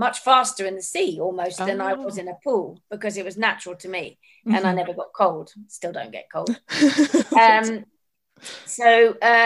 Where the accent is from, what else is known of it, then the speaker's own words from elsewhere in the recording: Jersey; also born or lived in Africa; when I was a little girl in Jersey growing up